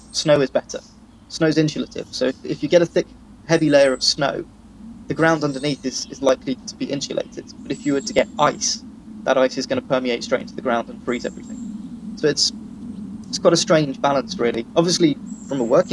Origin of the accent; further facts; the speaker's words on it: Cornwall, South West England, United Kingdom; now in Wales; I'm from Cornwall originally, that's where I grew up, and we had very mild winters